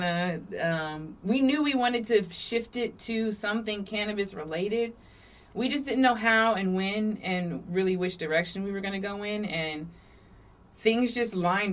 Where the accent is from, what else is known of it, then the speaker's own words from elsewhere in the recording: Virginia Beach, Virginia, United States; was born here in Virginia Beach. I feel like I'm like one of the last Virginia Beach natives